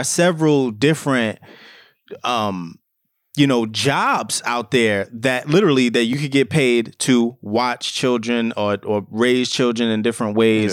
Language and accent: English; New York City, New York, United States; we're both fathers, we're both from the Bronx